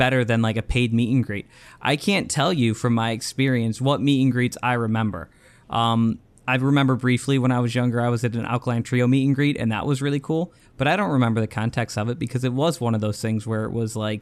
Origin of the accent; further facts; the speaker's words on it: Michigan, United States; I'm from Michigan